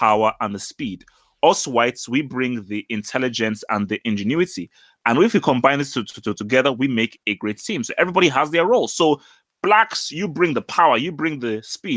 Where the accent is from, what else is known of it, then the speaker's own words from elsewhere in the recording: England, United Kingdom; growing up in England and, well, not growing up, obviously spending my teenage years in England